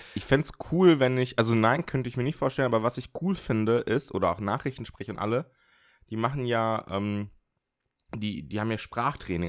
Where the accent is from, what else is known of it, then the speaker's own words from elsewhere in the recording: a village in northern Germany, Germany; also ich kann ein bisschen platt, also so norddeutsches platt. Also verstehen kann ich es äh, komplett, Einfach weil bei mir im Dorf, ich komme aus dem Dorf, so die alten Leute platt gesprochen haben